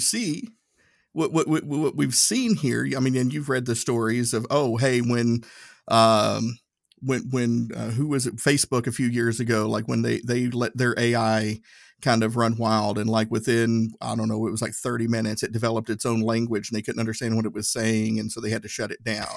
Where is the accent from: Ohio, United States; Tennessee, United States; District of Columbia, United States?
Tennessee, United States; accent: Tennessee; my Tennessee accent